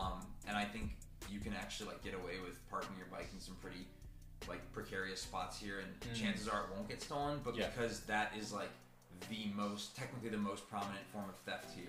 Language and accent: English; United States; first language English; now in Tokyo, Japan; I'm from Tokyo, I'm like from the States.